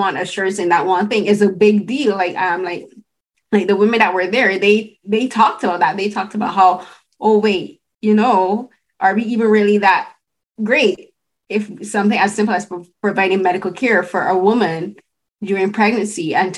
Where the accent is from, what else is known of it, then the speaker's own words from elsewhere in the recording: Barbados; moved away as an adult; now in Canada; I'm an immigrant, I'm from Barbados, I moved here in 2009. And when I was living in Barbados before I moved here